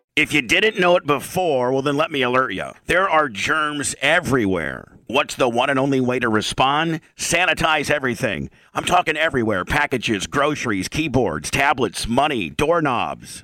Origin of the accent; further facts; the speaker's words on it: Indiana, United States; I'm from Indiana